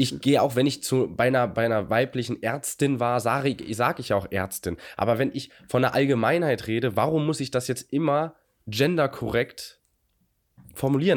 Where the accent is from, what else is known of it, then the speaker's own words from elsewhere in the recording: Germany; wir, glaube ich, als Deutsche